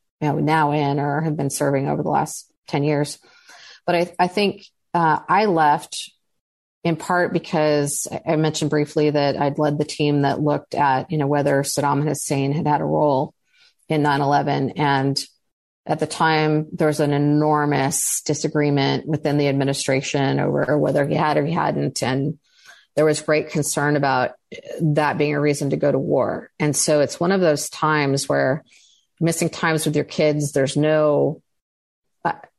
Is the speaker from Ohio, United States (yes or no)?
no; California, United States; I grew up in California